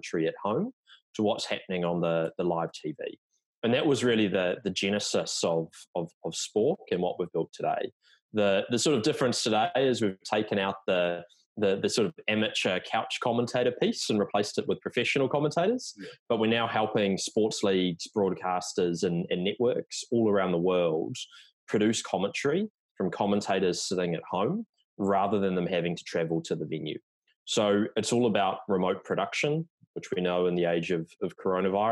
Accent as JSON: {"language": "English", "country": "New Zealand", "moved": "yes", "lives_now": "New York City, United States", "said": "you can tell by the accent that I'm not American, even though I live in New York now. So originally from New Zealand"}